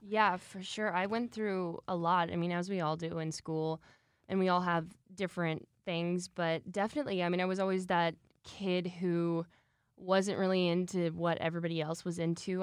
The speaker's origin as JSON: {"language": "English", "region": "Michigan", "country": "United States", "tie": "born or raised there", "said": "I'm originally from Michigan, so Midwest gal at heart. Um, I started dancing originally when I was two years old, and then my mom actually opened a dance studio in Michigan when I was three. And so I grew up there"}